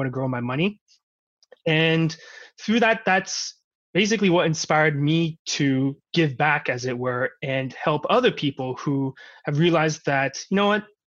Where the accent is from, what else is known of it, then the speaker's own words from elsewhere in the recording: Vancouver, British Columbia, Canada; I grew up in Vancouver for pretty much my entire life.